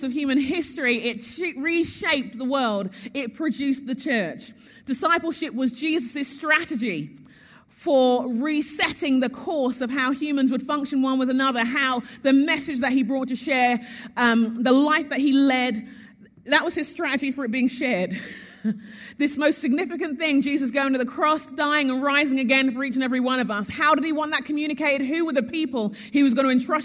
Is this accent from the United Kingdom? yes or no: yes; United Kingdom; moved away as an adult; also born or lived in Sheffield, England; now in United States; as a Brit